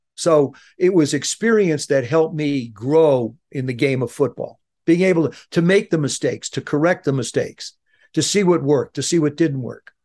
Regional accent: South River, New Jersey, United States; moved away as an adult; I grew up in South River, New Jersey

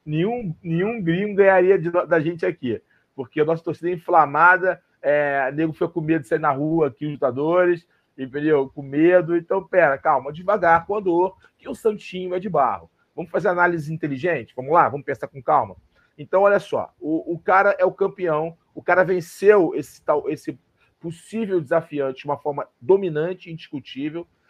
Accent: Brazil

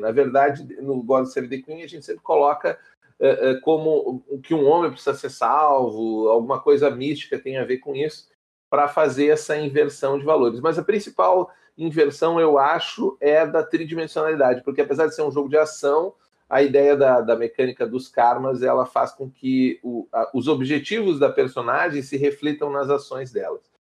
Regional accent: Porto Alegre, Rio Grande do Sul, Brazil; Um pequeno mancebo aqui no sul do país. Eu sou de Porto Alegre

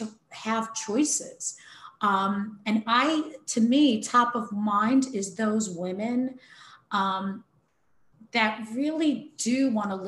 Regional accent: New York City, New York, United States; I come from New York City

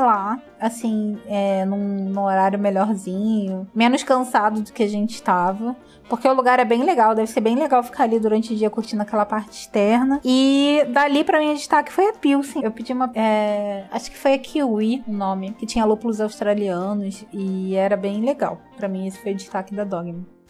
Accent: Rio de Janeiro, Brazil; a gente é carioca

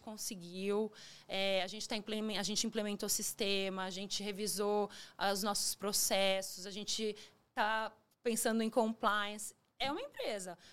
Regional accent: São Paulo, Brazil; tenho 42 anos, nasci em São Paulo

